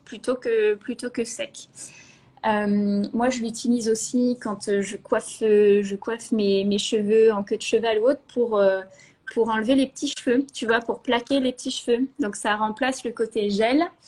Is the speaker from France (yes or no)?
yes; Normandy, France; moved away as an adult; also born or lived in Paris / Bordeaux; je suis normande de base, voilà. J'ai fait toutes mes, mes études en Normandie